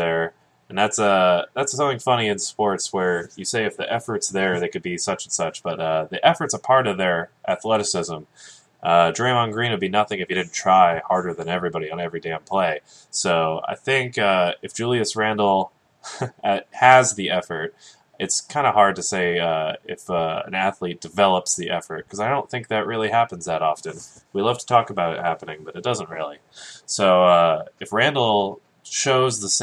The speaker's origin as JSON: {"language": "English", "town": "Clovis", "region": "California", "country": "United States", "tie": "born or raised there", "also_born_or_lived": "Los Angeles, California / Fresno, California / Berkeley, California", "moved": "as an adult", "lives_now": "Bay Area, United States", "said": "I grew up in a suburb of the worst city in America by certain ratings. So that was Clovis, California. I grew up there"}